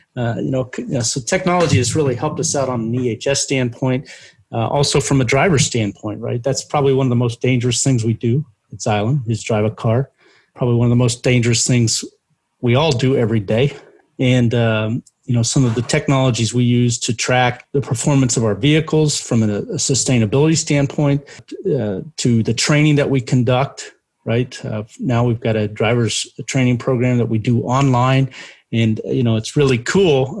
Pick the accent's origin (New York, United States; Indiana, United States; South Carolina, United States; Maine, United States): Indiana, United States; Terre Haute; I took the classes at uh, uh Indiana State, which is in my hometown